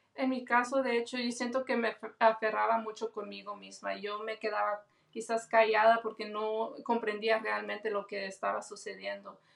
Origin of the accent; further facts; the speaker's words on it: Los Angeles, California, United States; Yo soy de Los Ángeles, California, tengo 29 años de edad y mi familia es de El Salvador.